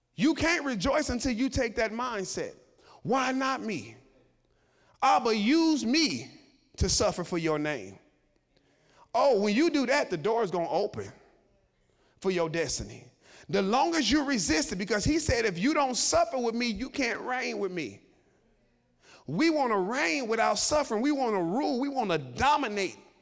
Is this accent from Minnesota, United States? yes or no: no; Chicago, Illinois, United States; I grew up in Chicago and the projects.